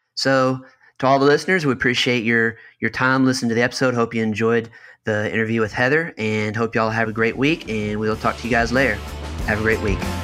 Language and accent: English; Kentucky, United States; I'm from Kentucky